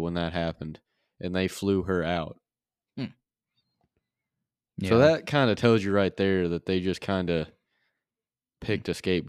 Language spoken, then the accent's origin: English; Missouri, United States; they were like, so where are you from? We're like, Missouri.